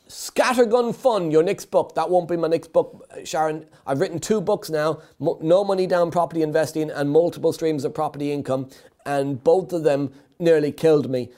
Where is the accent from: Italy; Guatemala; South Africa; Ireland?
Ireland; being Irish